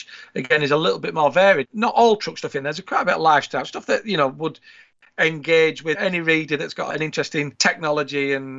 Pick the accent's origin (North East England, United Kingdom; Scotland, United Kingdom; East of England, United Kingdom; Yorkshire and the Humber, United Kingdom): Yorkshire and the Humber, United Kingdom; Drighlington; I grew up just outside Leeds in a village called Driglington, and between Driglington and the next village, Gilderson, runs the M62.